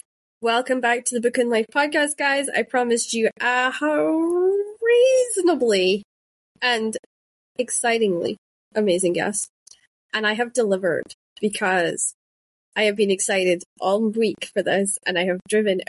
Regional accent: Shetland, Scotland, United Kingdom; accent: Shetland dialect; first language Shetland dialect; I grew up in Shetland, so we spoke Shetland dialect

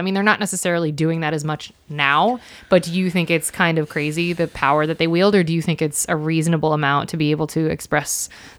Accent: Ohio, United States

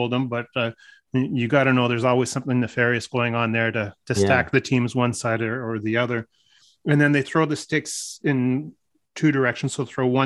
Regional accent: Newmarket, Ontario, Canada; moved away; it's my hometown.

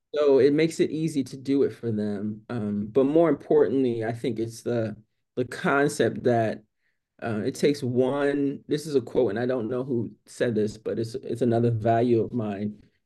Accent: New York City, New York, United States; moved away; I am from New York City, right? It, it's very different growing up in New York City as a black young girl

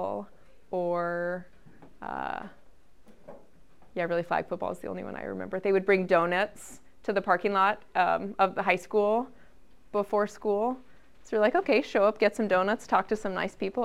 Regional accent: Henderson, Nevada, United States; moved away as an adult; also born or lived in Lincoln, Nebraska; I moved from Henderson, that was my suburb of Las Vegas. I moved to Lincoln, Nebraska to go to the university.

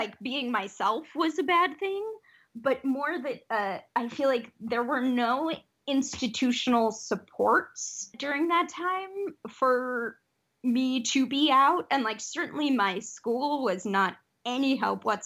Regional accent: Detroit, Michigan, United States; growing up in Detroit was amazing.

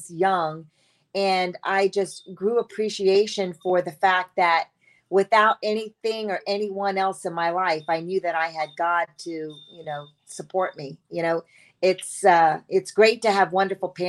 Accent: Tampa, Florida, United States; moved away; I am from Tampa, Florida, sunny Tampa, Florida

